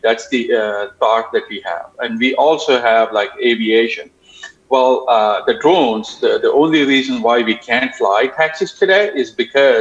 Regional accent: India; moved away as an adult; also born or lived in Arizona; now in Sacramento, United States; I was born and raised in India

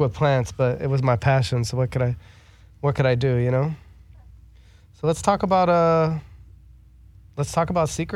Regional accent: Los Angeles, California, United States

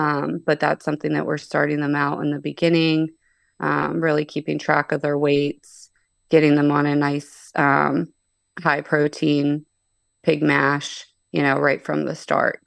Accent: Pittsburgh, Pennsylvania, United States; moved away as an adult; now in Ohio, United States; I'm actually from Pittsburgh, P

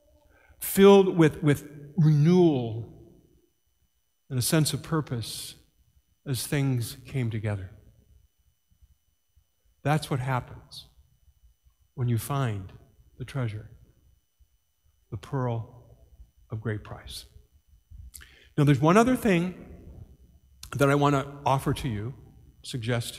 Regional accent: Ireland; as an Irishman

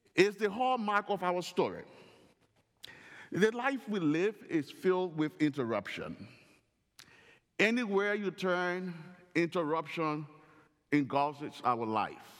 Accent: Northern Liberia, Liberia; While living in Liberia, growing up in the Royal Ambassador Program in Northern Liberia

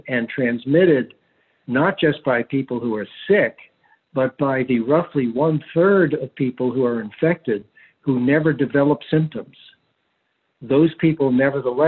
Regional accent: Charleston, South Carolina, United States; my hometown, which is Charleston, South Carolina

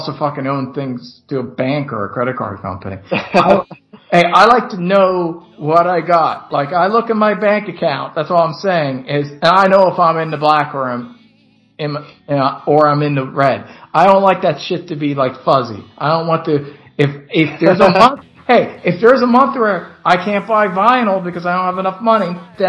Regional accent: Northeast, United States; I'm from the Northeast

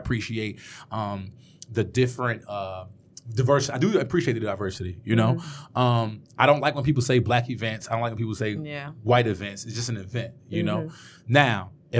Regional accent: Philadelphia, Pennsylvania, United States; now in Detroit, United States; from North Philadelphia. Born and raised

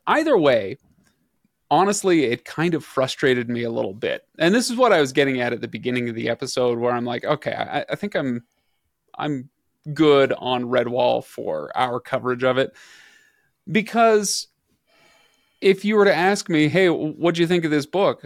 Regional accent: western desert of the United States, United States; we don't have a ton of abbeys out in the, uh, western desert of the United States

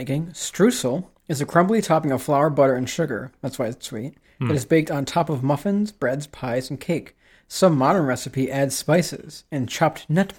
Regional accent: New York, United States; I mean, maybe because we come from Central New York

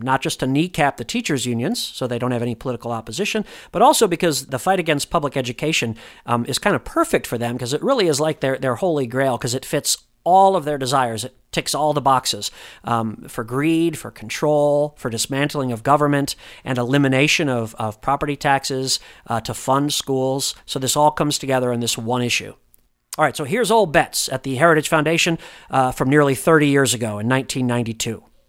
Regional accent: Indiana, United States; moved away; back home in Indiana, my home state

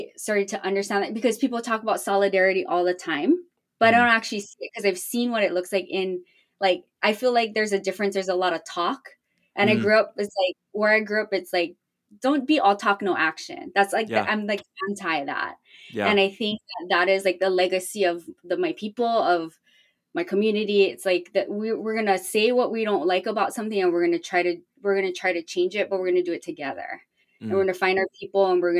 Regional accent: Hawaii, United States; moved away; growing up in Hawaii in a predominantly like indigenous culture

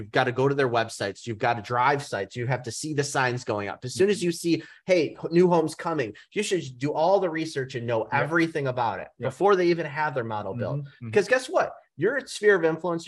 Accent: Novi, Michigan, United States; now in South Lyon, United States; I live in South Lyon. Mm-hmm. I know I grew up in Novi. My area is here in Metro Detroit

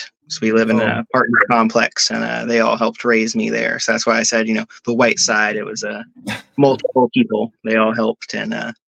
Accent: Manteca, California, United States; also born or lived in Tracy, California; I grew up in Manteca, California, but I was born in Tracy, but I only lived there for like 2 months and we moved to Manteca.

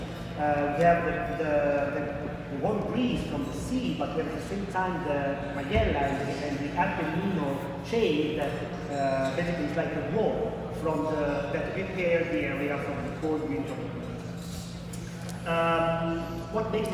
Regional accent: Barolo, Piedmont, Italy; accent: thick accent; English is a second language; moved away as an adult; now in New York, United States; I moved 4 years ago from Italy. I'm from Barolo, from Piedmont, but I work for a couple of Italian wineries here in New York

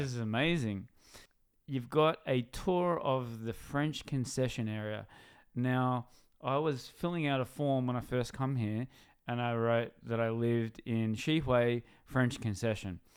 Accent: Newcastle, New South Wales, Australia; I'm from Newcastle

